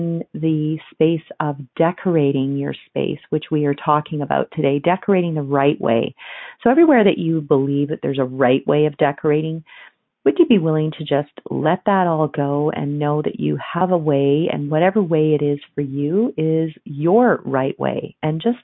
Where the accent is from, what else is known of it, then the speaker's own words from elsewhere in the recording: Ontario, Canada; now in Alberta, Canada; I grew up on Ontario, where there was a ton of antiques